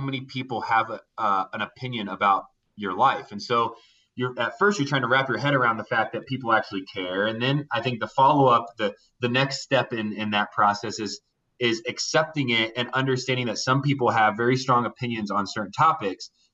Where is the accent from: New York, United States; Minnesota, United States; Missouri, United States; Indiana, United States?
Indiana, United States; I grew up in Indiana uh, in a small town